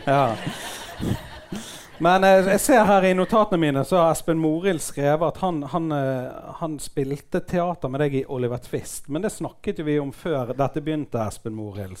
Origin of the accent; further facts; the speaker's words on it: Bergen, Vestland, Norway; jeg kommer fra Fyllingsdalen